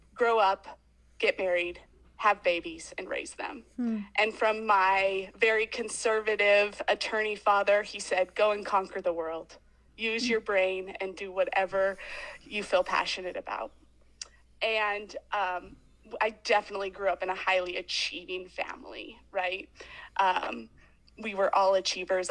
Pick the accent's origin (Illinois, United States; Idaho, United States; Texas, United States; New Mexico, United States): Idaho, United States; Boise; I grew up in Boise, Idaho, in quite a traditional